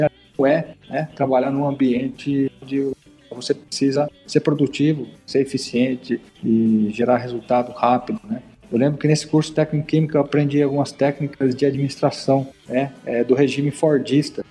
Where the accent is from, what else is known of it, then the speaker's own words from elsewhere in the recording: Piracicaba, São Paulo, Brazil; eu sou de Piracicaba